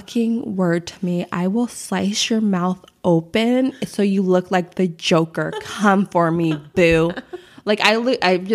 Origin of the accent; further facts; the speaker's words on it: Chicago, Illinois, United States; growing up on the South Side of Chicago